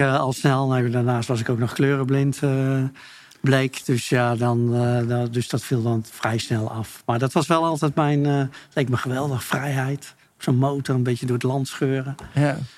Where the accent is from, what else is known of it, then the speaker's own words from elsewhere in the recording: Utrecht, Netherlands; also born or lived in Friesland; ik ben geboren in Utrecht, maar, maar ik heb een Friese moeder. En wij hebben daar altijd een huis gehad